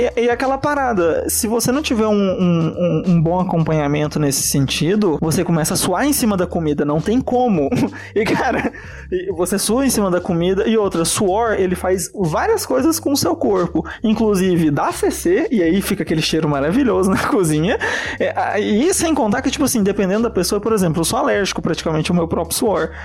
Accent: Italy; accent: Italian; moved away; eu sou italiano, né? Boa parte do período que eu morei e fui alfabetizado na Itália

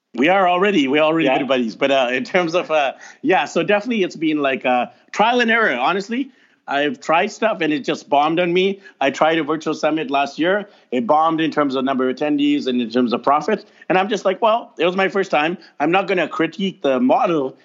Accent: North Vancouver, British Columbia, Canada; I grew up over there in North Van, not too far from you, and I was voted most shy at Windsor Secondary School in North Vancouver

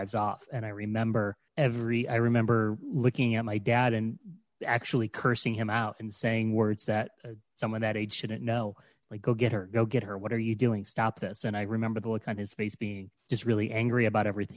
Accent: Ohio, United States; moved away as an adult; also born or lived in New York City; I was living in New York City and I moved to my home state of Ohio

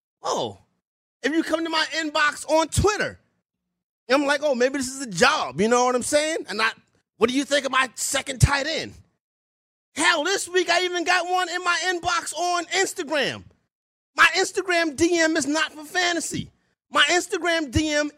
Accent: New York City, New York, United States; I'm from Harlem, New York, home of the hustlers

